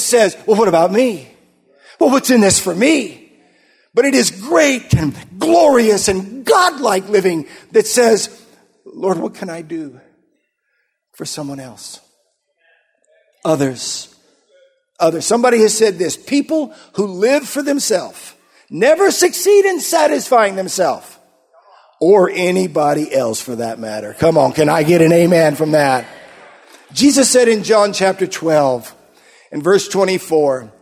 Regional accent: Yuma, Arizona, United States; moved away; I grew up in Arizona. We were there in Yuma, Arizona for many years

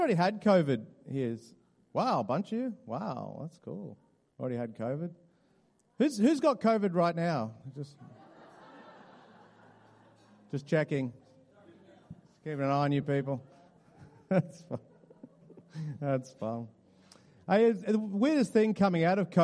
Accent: Newcastle, New South Wales, Australia; I am from Newcastle. And so as a boy, it was my dream to play for the Newcastle Knights

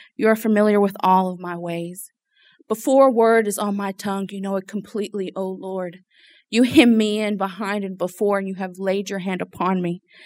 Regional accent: Lafayette, Louisiana, United States; so I was born and raised here in Louisiana, um, in Lafayette.

